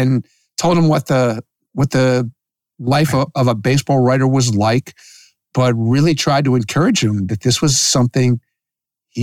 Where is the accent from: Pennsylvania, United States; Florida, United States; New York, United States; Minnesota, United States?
Pennsylvania, United States; Philadelphia; growing up in Philadelphia.